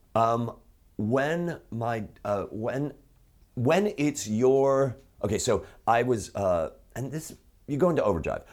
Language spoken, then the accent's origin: English; Chicago, Illinois, United States; I'm from Chicago